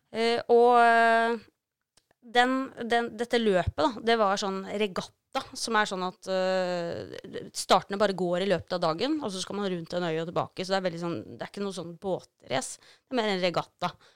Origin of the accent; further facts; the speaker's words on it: Norway; som nordmann